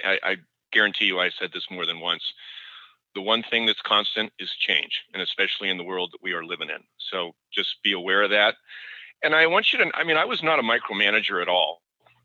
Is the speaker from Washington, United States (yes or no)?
yes; Seattle, Washington, United States; I grew up in Seattle with Nordstrom